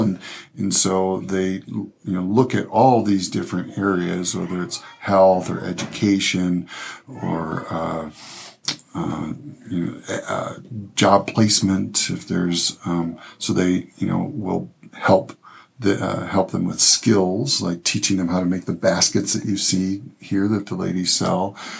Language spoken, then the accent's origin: English; Michigan, United States; actually from Michigan, actually from my hometown in Michigan.